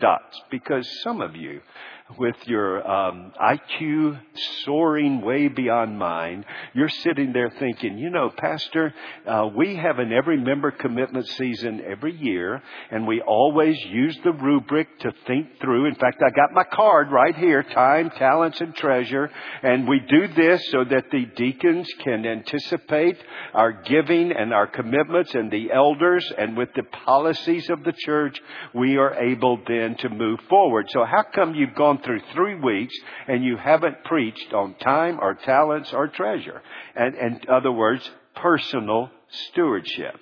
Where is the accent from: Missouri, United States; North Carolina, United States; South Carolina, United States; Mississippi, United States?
North Carolina, United States; Charlotte; When I was born in Charlotte, North Carolina, and I was born and I didn't have any siblings